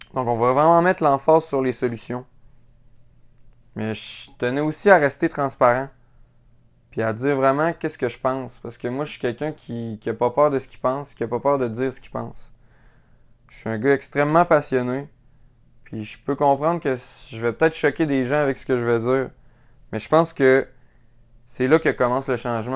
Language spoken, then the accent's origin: French; Quebec City, Quebec, Canada; je suis originaire de la ville de Québec. C'est là que j'ai grandi